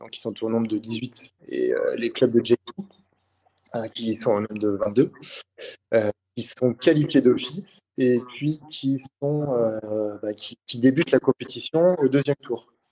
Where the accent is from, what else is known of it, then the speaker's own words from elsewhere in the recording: Valence, Auvergne-Rhône-Alpes, France; moi je viens de Valence, hein, dans la Drôme.